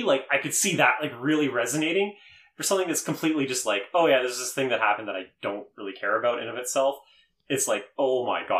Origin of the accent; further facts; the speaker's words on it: Canada; we're all Canadian